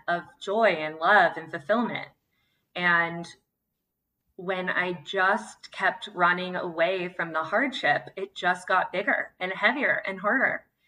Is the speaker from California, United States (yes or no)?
yes; Santa Cruz, California, United States; moved away; also born or lived in San Francisco / New York; I'm from Santa Cruz, California. and then moved to San Francisco, New York and back